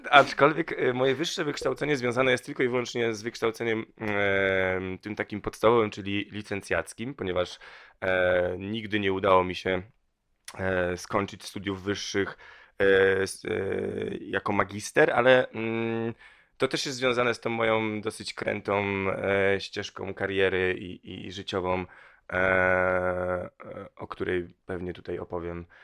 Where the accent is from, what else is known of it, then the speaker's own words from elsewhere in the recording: Torzym, Lubusz Voivodeship, Poland; also born or lived in Vancouver / Manchester; now in Warsaw, Poland; bardzo małe miasteczko, pięć tysięcy mieszkańców, w nim się wychowałem, e, dorastałem, a potem, e, rozpocząłem swoją dosyć długą i krętą wędrówkę, w, która doprowadziła mnie do Warszawy